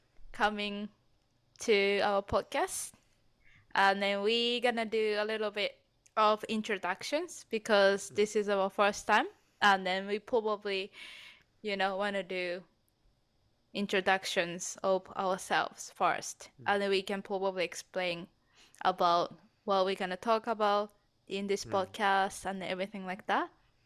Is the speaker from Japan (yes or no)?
yes; Japan; English is a second language; moved away as an adult; now in Canada; I am originally from Japan. As Justin said, I'm living in Canada.